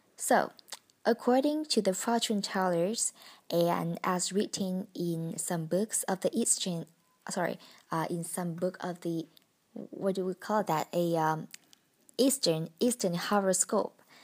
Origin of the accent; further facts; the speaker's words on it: Vietnam; English is a second language; moved away as an adult; now in Hanoi, Vietnam; I came back to my hometown to celebrate the holiday with my family five days ago